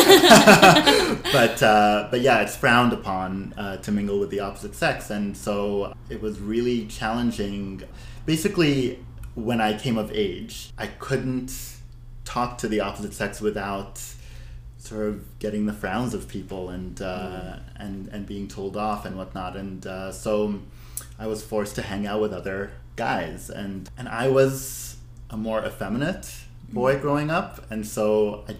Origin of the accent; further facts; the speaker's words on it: Abu Dhabi, United Arab Emirates; now in Vancouver, Canada; I'm ethnically Syrian Lebanese, born and raised in Abu Dhabi